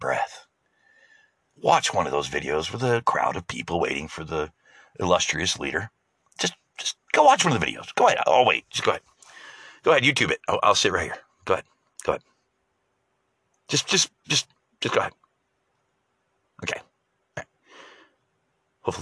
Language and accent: English; United States; as an American